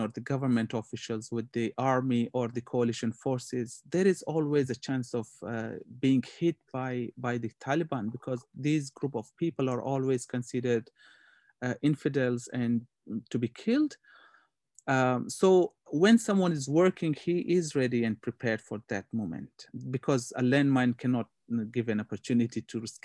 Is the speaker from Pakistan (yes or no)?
yes; Pakistan; moved away as an adult; also born or lived in Afghanistan; now in Indonesia; I grew up in Pakistan as refugee and I got education up to grade 8